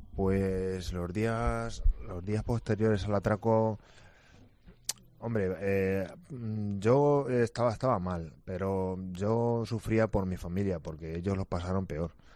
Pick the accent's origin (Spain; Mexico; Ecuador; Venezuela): Spain; Villasequilla, Castilla-La Mancha; yo estoy viviendo ahora aquí en mi pueblo